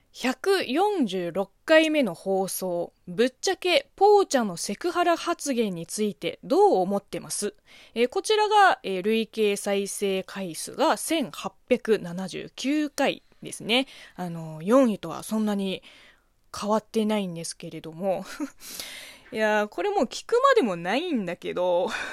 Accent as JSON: {"language": "Japanese", "country": "China", "tie": "born or raised there", "also_born_or_lived": "Beijing / Japan", "second_language": "Japanese", "moved": "as an adult", "said": "中国生まれ中国育ちの私"}